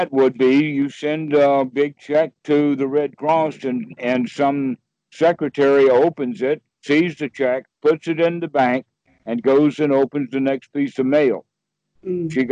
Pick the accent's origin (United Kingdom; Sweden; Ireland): Sweden; English is a second language; I'm from Sweden, you know.